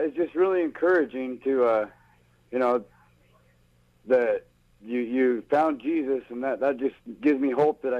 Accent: Utah, United States; I was raised in Utah.

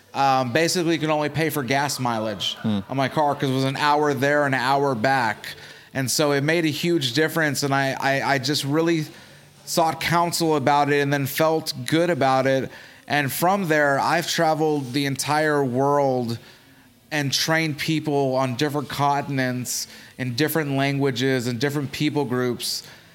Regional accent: Chicago, Illinois, United States; now in Arkansas, United States; Okay, so I'm originally from Chicago, but I moved to Arkansas because we lived in Chicago proper, and there was a lot of gangs inside there, so we kept getting robbed.

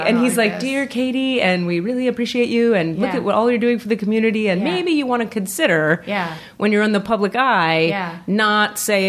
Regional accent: Miami, Florida, United States; moved away as an adult; also born or lived in New York / Northern California; I'm from Miami, Florida.

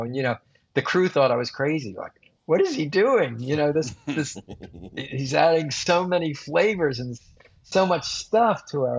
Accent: Japan; born there; I also feel a little guilty not mentioning Japan, because I was born in Japan.

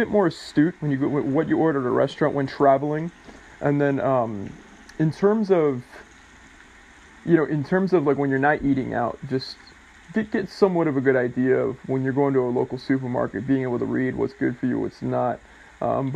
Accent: United States; me growing up with American culture is sort of like me saying I grew up with water, you know? I don't even think of it as American culture because I just live here.

